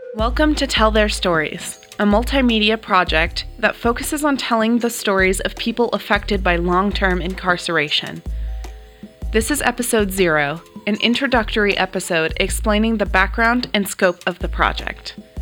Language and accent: English; California, United States; born or raised there; also born or lived in Canada